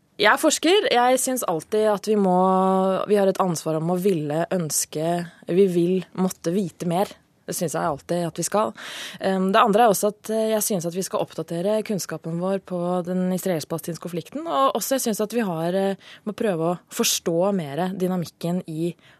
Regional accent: Lillehammer, Innlandet, Norway; now in Oslo, Norway; jeg er fra Lillehammer

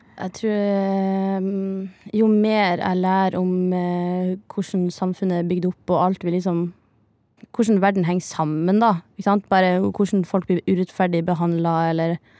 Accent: near Misvær, Nordland, Norway; accent: Northern Norwegian; moved away; det er jo eh, rett ved der jeg vokste opp

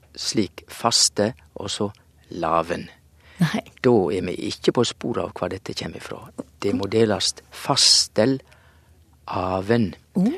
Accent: Western Norway, Norway; moved away; hjemme på Vestlandet sier vi òg at eh, ja, det er udypt

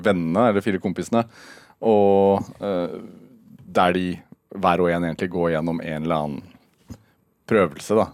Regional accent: Sarpsborg, Østfold, Norway; Jeg er fra Sarpsborg

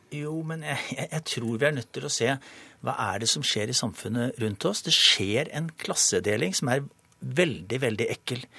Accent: Norway; Jeg er nordmann

